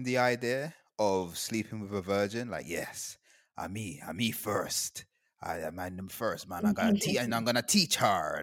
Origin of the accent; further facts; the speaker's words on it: Guyana; moved away; also born or lived in United Kingdom; I grew up in Guyana